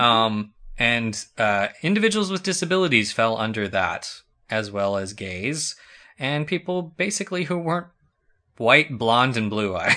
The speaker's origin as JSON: {"language": "English", "region": "New Mexico", "country": "United States", "said": "I live, I come from New Mexico."}